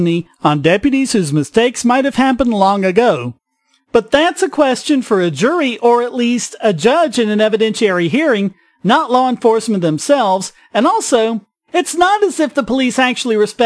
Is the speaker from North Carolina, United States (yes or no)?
yes; North Carolina, United States; a reporter in North Carolina, my home state